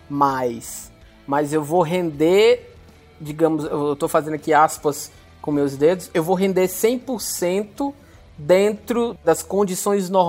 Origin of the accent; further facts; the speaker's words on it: Fortaleza, Ceará, Brazil; eu falei que recentemente eu fiz uma viagem e sou de Fortaleza, né?